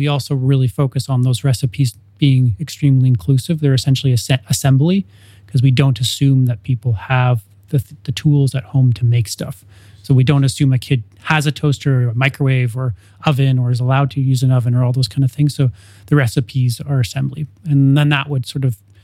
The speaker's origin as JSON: {"language": "English", "region": "Ontario", "country": "Canada", "tie": "born or raised there", "moved": "yes", "lives_now": "Edmonton, Canada", "said": "growing up in Ontario"}